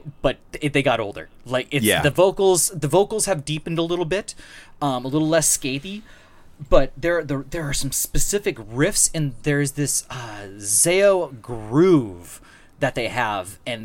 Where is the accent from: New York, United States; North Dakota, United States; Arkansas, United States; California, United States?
North Dakota, United States; I'm from North Dakota.